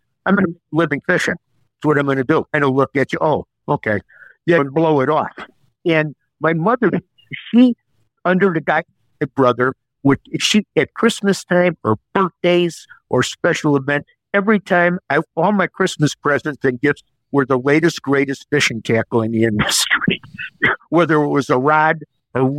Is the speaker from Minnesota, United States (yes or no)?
yes; Brainerd, Minnesota, United States; my hometown in Brainerd, Minnesota